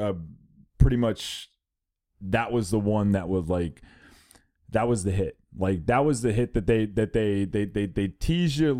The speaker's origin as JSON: {"language": "English", "town": "Montgomery Village", "region": "Maryland", "country": "United States", "tie": "born or raised there", "said": "I grew up in Montgomery Village"}